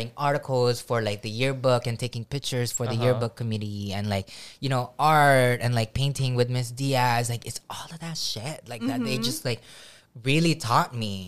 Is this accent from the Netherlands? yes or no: no; Philippines; moved away; also born or lived in Hawaii; growing up in the Philippines